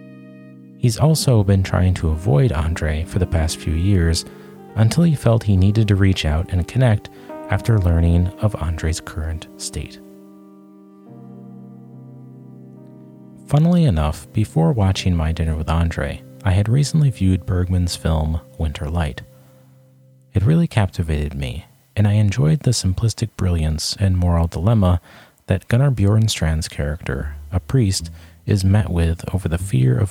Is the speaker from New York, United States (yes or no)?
yes; upstate New York, United States; my hometown in upstate New York